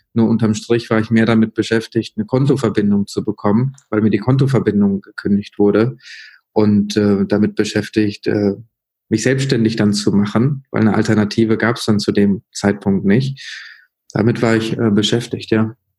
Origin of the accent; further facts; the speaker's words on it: Münster, North Rhine-Westphalia, Germany; also born or lived in Sri Lanka; in Münster, Nordrhein-Westfalen aufgewachsen